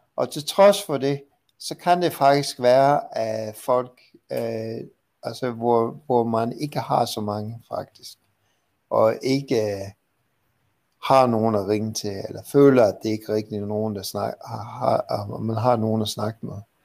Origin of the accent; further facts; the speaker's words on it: Vancouver, British Columbia, Canada; moved away; i Vancouver, Canada, hvor jeg kommer fra